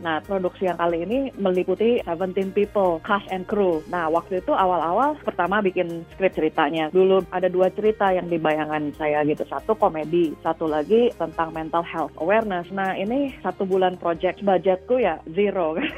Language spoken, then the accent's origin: Indonesian; Indonesia; now in Austin, United States